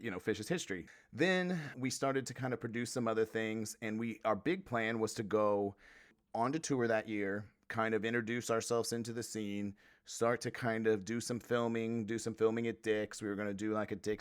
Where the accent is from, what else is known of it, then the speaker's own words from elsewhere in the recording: Midwest, United States; I'm from the Midwest